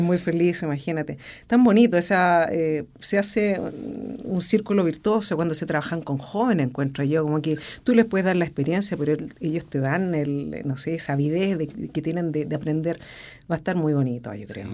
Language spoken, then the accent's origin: Spanish; Rancagua, O'Higgins, Chile; soy de Rancagua, me quedé en Rancagua